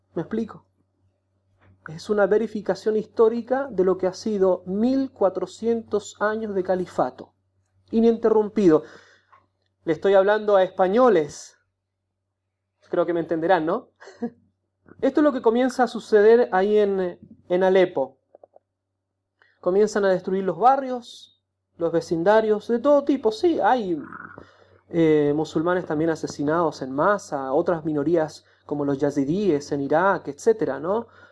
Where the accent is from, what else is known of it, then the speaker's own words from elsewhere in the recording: Chile; moved away as an adult; now in Aleppo, Syria; soy de Chile